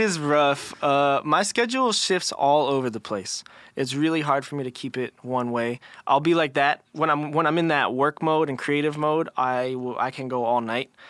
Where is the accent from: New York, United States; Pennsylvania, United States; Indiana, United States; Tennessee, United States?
Pennsylvania, United States; Philadelphia; also born or lived in Los Angeles; I was in Philly for, like, first, like, I don't know however many first years of my life, and then my, my family progressively would move into, like, a suburb, like, outside